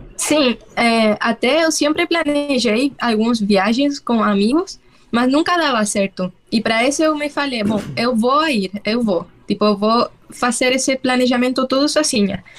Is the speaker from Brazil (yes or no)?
no; Santiago, Santiago Metropolitan Region, Chile; Portuguese is a second language; moved away as an adult; eu sou chilena, para quem não sabe. Eu é, morei quase toda a minha vida em Santiago, na capital